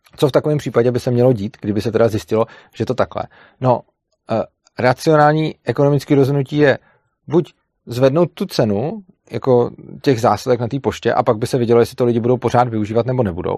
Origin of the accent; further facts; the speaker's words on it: Plzeň, Plzeň Region, Czechia; když jsem byl malý, tak já pocházím z Plzně a žil jsem vlastně v malé vesnici vedle Plzně